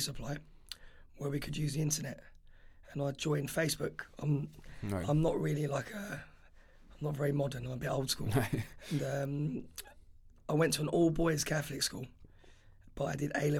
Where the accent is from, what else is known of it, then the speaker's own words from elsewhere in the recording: London, United Kingdom; moved away as an adult; I grew up in West London, a place called Ladbroke Grove